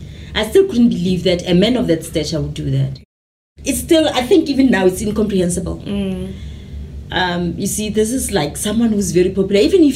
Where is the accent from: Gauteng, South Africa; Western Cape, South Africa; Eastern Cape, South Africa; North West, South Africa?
North West, South Africa; Mahikeng; moved away; also born or lived in Kagiso, South Africa; I was born in Kagiso, grew up in Mafikeng.